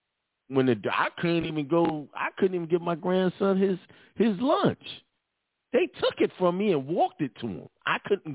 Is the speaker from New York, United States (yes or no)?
yes; Brooklyn, New York, United States; I grew up in Bedford Stuyvesant in Brooklyn. I went to Boys and Girls High School.